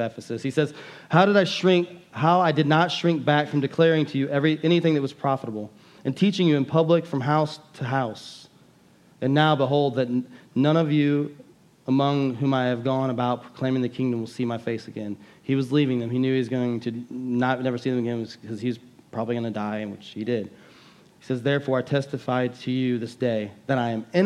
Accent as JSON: {"language": "English", "country": "United States", "said": "as an American Christians"}